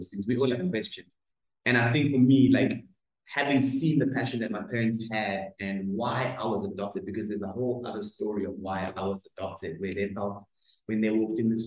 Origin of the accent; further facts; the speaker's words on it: Greytown, KwaZulu-Natal, South Africa; I'm from a small town in KZN called Greytown.